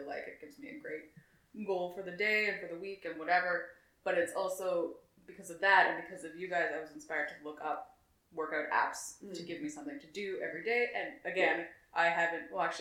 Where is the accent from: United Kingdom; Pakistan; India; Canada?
Canada; I'm Canadian